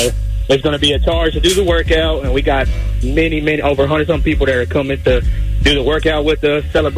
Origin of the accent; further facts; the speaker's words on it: Ennis, Texas, United States; here in my hometown of Ennis, Texas.